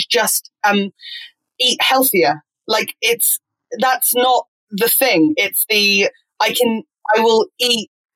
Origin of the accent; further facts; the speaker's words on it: Fleet, South East England, United Kingdom; I'm from Fleet, from Waterloo.